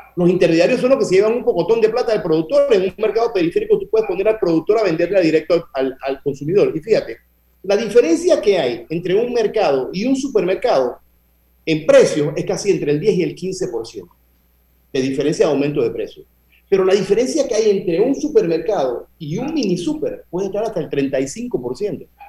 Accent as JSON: {"language": "Spanish", "country": "Panama", "said": "nosotros somos panameños"}